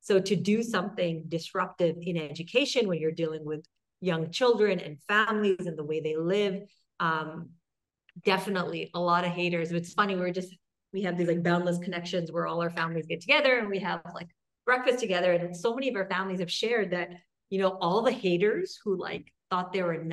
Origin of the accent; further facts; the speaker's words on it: Quebec, Canada; I'm from Quebec